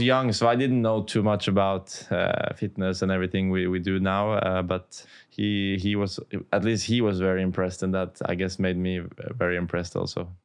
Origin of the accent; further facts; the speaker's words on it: Oslo, Norway; close to my hometown Oslo in Norway